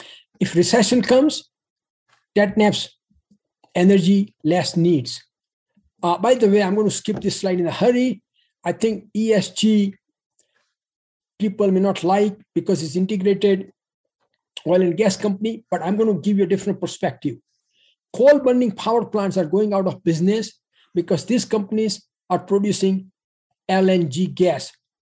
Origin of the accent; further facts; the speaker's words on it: Pueblo, Colorado, United States; bought Rocky Mountain Steel in my hometown, Pueblo, Colorado, and he is one of the large employers.